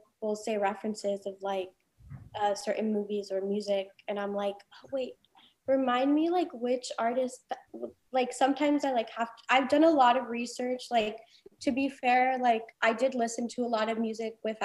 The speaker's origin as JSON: {"language": "English", "town": "Los Angeles", "region": "California", "country": "United States", "tie": "born or raised there", "said": "I was literally born and raised on Sunset Boulevard within this community."}